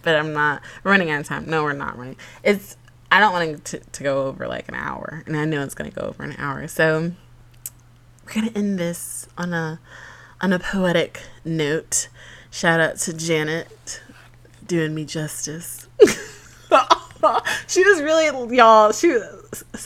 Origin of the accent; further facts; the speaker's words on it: Georgia, United States; I'm from Georgia